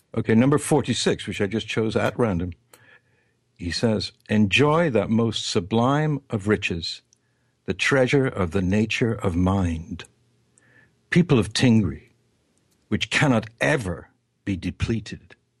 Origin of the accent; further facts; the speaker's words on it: England, United Kingdom; When I was growing up in England